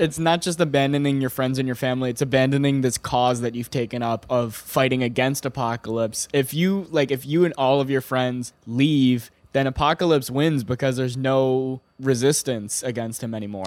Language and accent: English; Ireland; I'm Irish